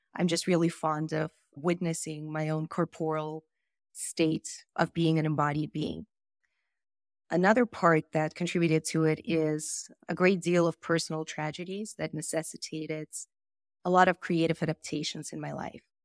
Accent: Moldova; moved away; I was born in Moldova

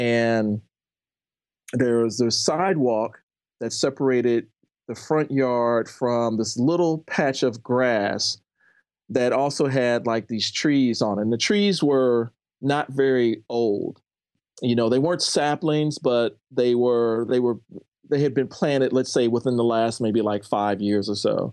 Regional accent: St. Louis, Missouri, United States; also born or lived in Ferguson, Missouri / University City, Missouri; I grew up in a suburb of Saint Louis

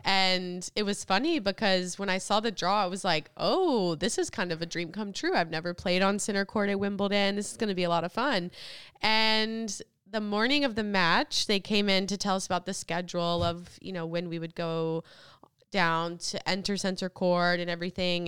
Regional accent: United States

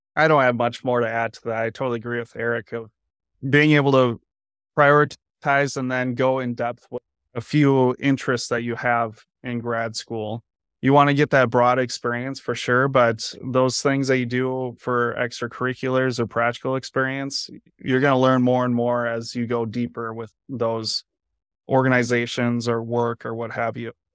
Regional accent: United States; moved away as an adult; now in Iowa City, United States; originally I'm from Minnesota, Wisconsin

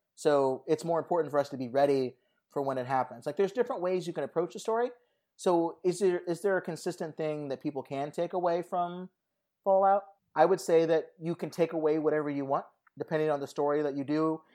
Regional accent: Southern California, United States; moved away; I went to Las Vegas a lot growing up in Southern California

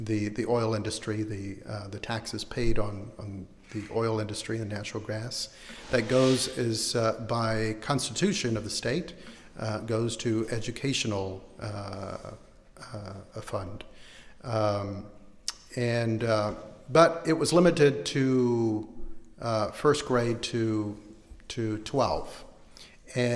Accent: Houston, Texas, United States; moved away as an adult; also born or lived in San Antonio / Las Cruces, New Mexico; now in San Jose, United States; I'm from the Southwest, but I grew up in big cities and in Houston and was in San Antonio for a while

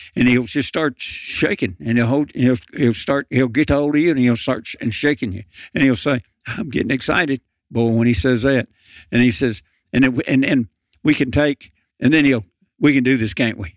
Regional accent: Lynchburg, Tennessee, United States; also born or lived in Memphis, Tennessee; growing up in Lynchburg, Tennessee

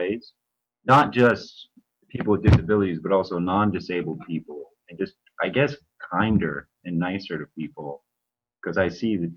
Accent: Ohio, United States; moved away as an adult; now in Honolulu, United States; I've lived out in Honolulu for the past 9 years now. I'm originally from Ohio

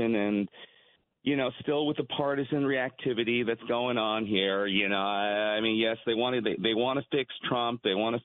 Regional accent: United States; As an American

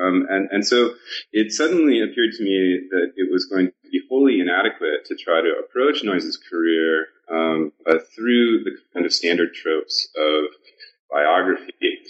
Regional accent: Portland, Oregon, United States; I'm originally from Portland, Oregon, and I originally went to Brown University to be a mechanical engineer

